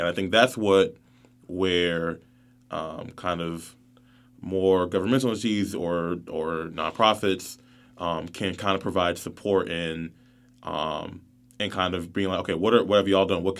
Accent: North Carolina, United States; But I grew up even on the Seabreeze area of town, in the Ogden area, so near like Parkwood and Weaver Acres.

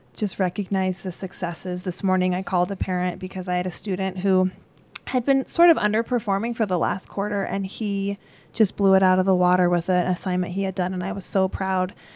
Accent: Gypsum, Colorado, United States; also born or lived in Glenwood Springs, Colorado; I grew up in Eagle Gypsum, Sweetwater area

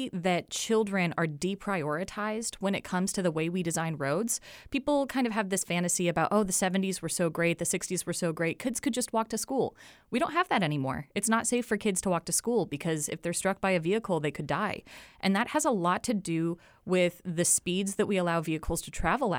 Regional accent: Portland, Oregon, United States; now in Wilmington, United States; because I came from Oregon and Portland, was very aware of how different the bike infrastructure is here.

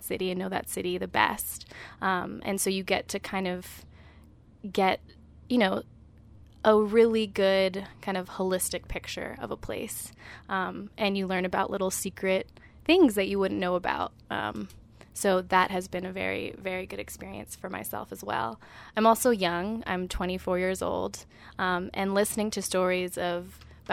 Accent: Berkeley, California, United States; moved away as an adult; now in Brooklyn, United States; I'm originally from Berkeley, California, but I've spent the past 5 years living in Brooklyn, New York

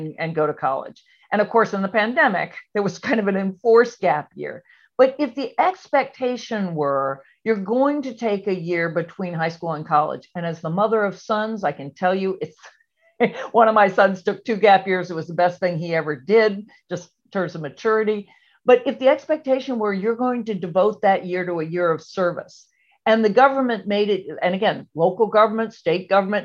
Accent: Charlottesville, Virginia, United States; I grew up in Charlottesville, Virginia

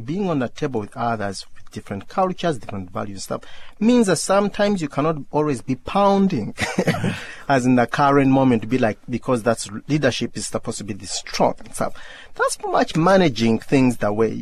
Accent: Uganda; when I was growing up in Uganda

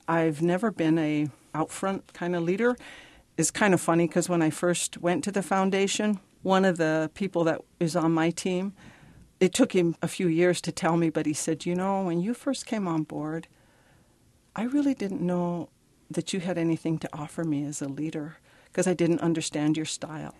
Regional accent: Pine Ridge, South Dakota, United States; I am originally from Pine Ridge, South Dakota. I grew up on the reservation.

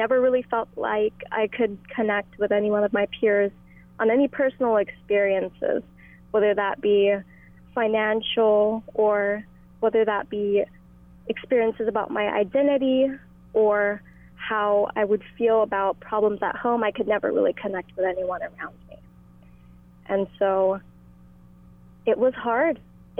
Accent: Lahaina, Hawaii, United States; moved away as an adult; now in California, United States; growing up in Lahaina for the past 18 years

